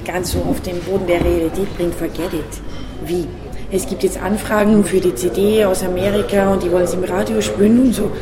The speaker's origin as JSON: {"language": "German", "region": "Upper Austria", "country": "Austria", "accent": "Upper Austrian", "said": "ich komme aus Oberösterreich und diesen Dialekt zu singen"}